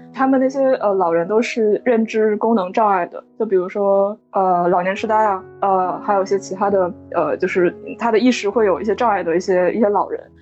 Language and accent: Chinese; Northeast China, China; 我小的时候在东北长大